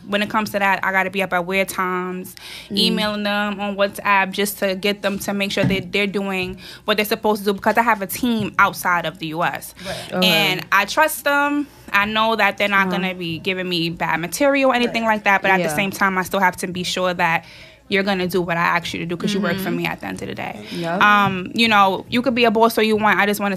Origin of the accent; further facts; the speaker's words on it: New York City, New York, United States; I'm 23. I'm from Harlem.